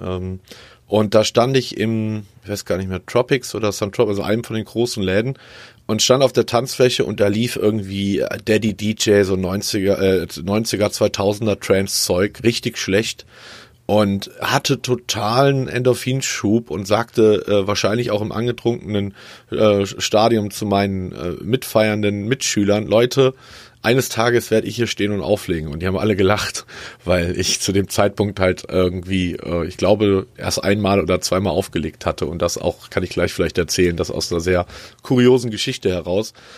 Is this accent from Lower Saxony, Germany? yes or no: no; south of Bonn, North Rhine-Westphalia, Germany; also born or lived in Cologne / Frankfurt; now in Karlsruhe, Germany; ich glaube vier oder fünf Jahre und dann bin ich ungefähr 50 Kilometer südlich gezogen und äh, da bin ich dann groß geworden. Südlich von Bonn.